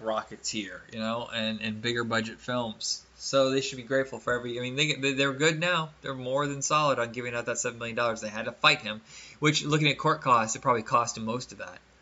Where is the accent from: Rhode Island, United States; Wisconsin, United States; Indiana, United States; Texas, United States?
Indiana, United States; my hometown in Indiana